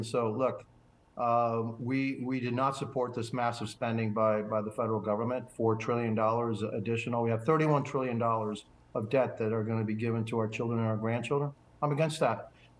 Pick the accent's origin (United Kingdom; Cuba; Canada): Cuba; now in United States; obviously I was born in Cuba